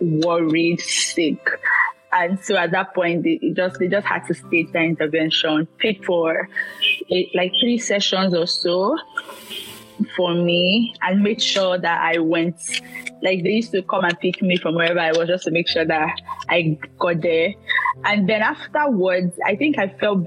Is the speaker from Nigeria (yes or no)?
yes; Nigeria; I'm a Nigerian